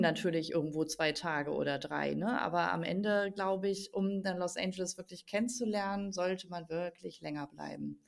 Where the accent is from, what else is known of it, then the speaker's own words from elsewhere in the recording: Germany; bei uns in Deutschland